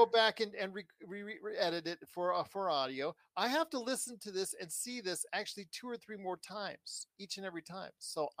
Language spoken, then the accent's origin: English; Inglewood, California, United States; I was born in Inglewood, California.